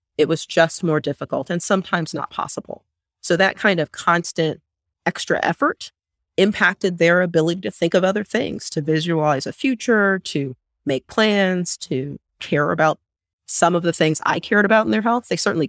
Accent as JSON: {"language": "English", "town": "San Diego", "region": "California", "country": "United States", "tie": "born or raised there", "said": "the neighborhood I grew up in San Diego."}